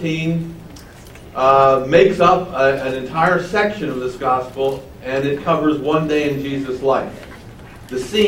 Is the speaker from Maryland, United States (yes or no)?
yes; Baltimore, Maryland, United States; moved away; I'm from Baltimore. And all I can say is that Baltimore hasn't changed since I left it at the end of 1982.